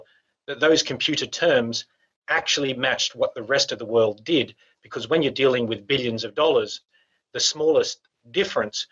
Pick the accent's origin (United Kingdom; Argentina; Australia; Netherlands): Australia; we're from Australia